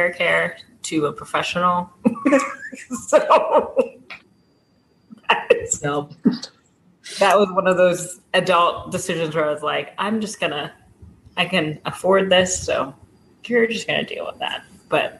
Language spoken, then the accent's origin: English; Zambia; I come from Zambia